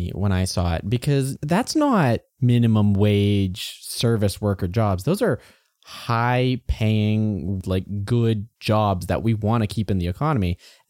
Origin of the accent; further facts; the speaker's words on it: Alberta, Canada; I grew up in the Klein years, so there was a lot of cuts to education.